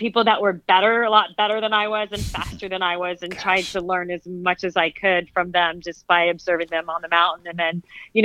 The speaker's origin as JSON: {"language": "English", "town": "Phoenix", "region": "Arizona", "country": "United States", "tie": "born or raised there", "said": "I grew up in Phoenix, Arizona."}